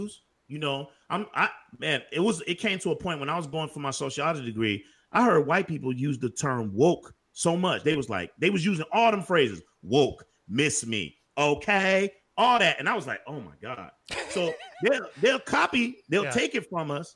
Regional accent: Chicago, Illinois, United States; I'm from Chicago

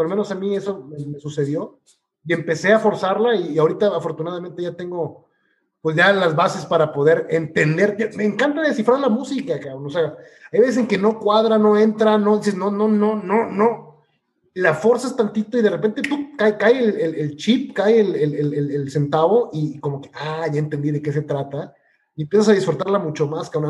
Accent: Mexico; como buen mexicano

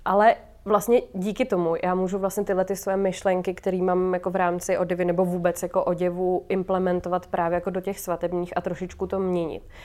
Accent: Hradec Králové, Hradec Králové Region, Czechia; now in Prague, Czechia; z Hradce vlastně odkud jsem

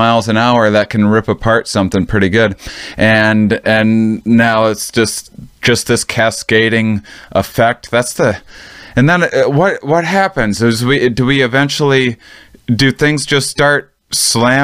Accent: between La Crosse, Madison and Minneapolis, Wisconsin, United States; moved away as an adult; I'm from the Midwest. I'm from right in between La Crosse, Wisconsin, right in between Madison and Minneapolis

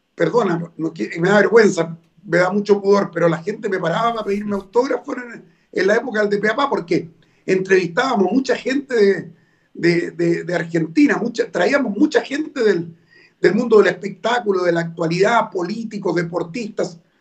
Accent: Chile; yo soy chileno, soy nacido en Chile y siento a Chile como lo más importante

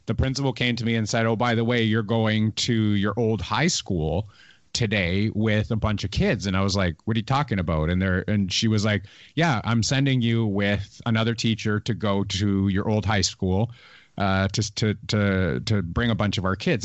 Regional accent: Canada; I'm a Canadian

